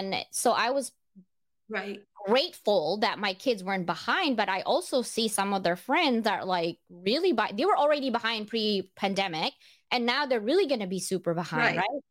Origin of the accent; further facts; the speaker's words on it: Philippines; moved away; I grew up in the Philippines.